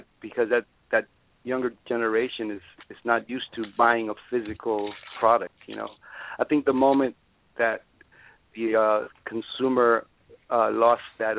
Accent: New York City, New York, United States; moved away as an adult; also born or lived in Cuba; now in Miami, United States; I grew up in New York, and like you said before, I did grow up around a very musical family

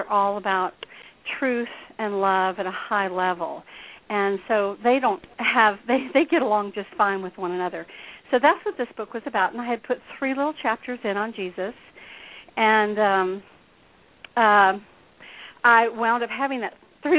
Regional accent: Deep South, United States; I was raised here in the Deep South

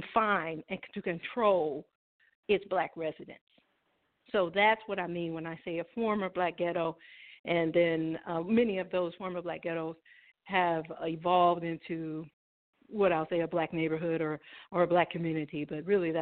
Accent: Springfield, Illinois, United States; moved away; I'm from Springfield, Illinois, born and raised

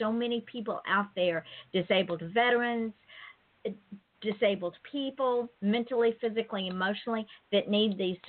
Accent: Georgia, United States; I'm from Georgia. Sometimes I forget that I did go to college and learn how to speak properly

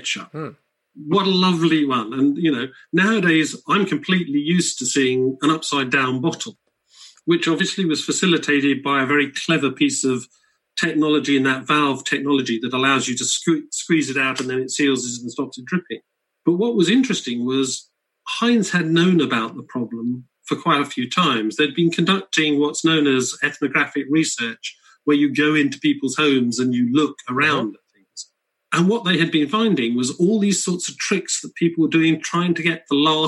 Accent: United Kingdom; being British

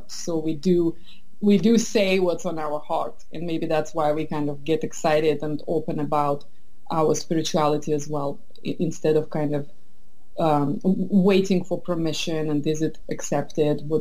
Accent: Estonia; also born or lived in St. Petersburg, Russia / United Kingdom / France / Boston, United States; now in San Francisco Bay Area, United States; I was born in St. Petersburg. I grew up in wow. Estonia, which is very similar, but yet so different culturally.

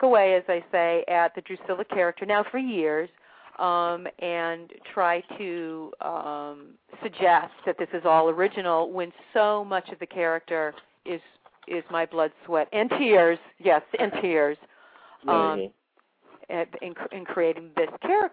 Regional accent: Maine, United States; moved away; where I was born and raised, in Maine

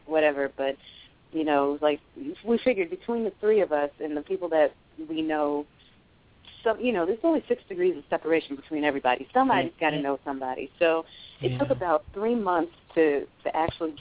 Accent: New York City, New York, United States; moved away as an adult; now in Georgia, United States; I was born and raised in New York

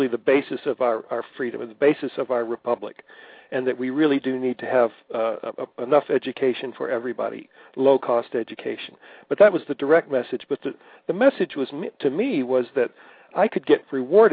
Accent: Port Arthur, Texas, United States; I grew up in Port Arthur, Texas

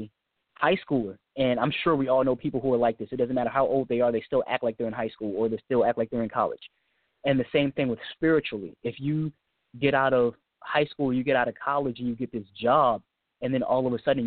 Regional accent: United States; I'm from the United States

